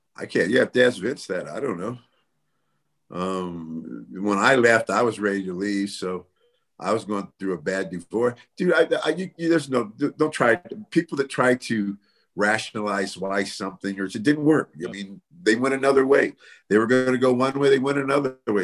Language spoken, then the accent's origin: English; Bay Area, California, United States; moved away; also born or lived in Las Vegas; I'm from the Bay Area